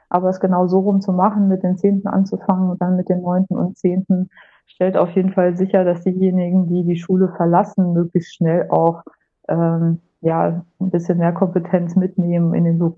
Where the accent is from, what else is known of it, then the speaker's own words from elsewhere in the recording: Lower Saxony, Germany; ich äh, komme aus Niedersachsen, ähm, aus den Landkreisen Peine und Hildesheim, habe in Braunschweig studiert